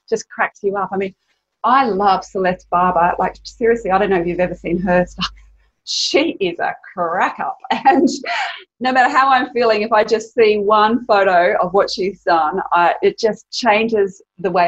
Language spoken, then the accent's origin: English; Sydney, New South Wales, Australia; I grew up here in Sydney and I had a wonderful childhood